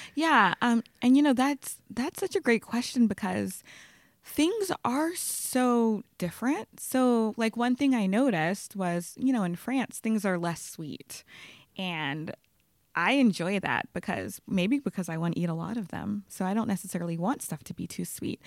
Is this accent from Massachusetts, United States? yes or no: no; Baton Rouge, Louisiana, United States; moved away as an adult; also born or lived in Los Angeles; now in New York, United States; I grew up in Baton Rouge, Louisiana